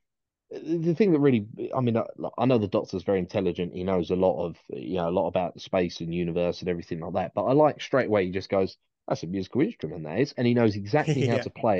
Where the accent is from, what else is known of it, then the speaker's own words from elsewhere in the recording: United Kingdom; as a Brit